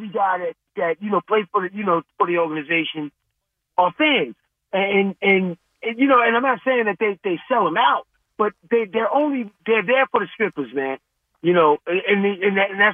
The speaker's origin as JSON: {"language": "English", "town": "New York City", "region": "New York", "country": "United States", "said": "I'm a New Yorker"}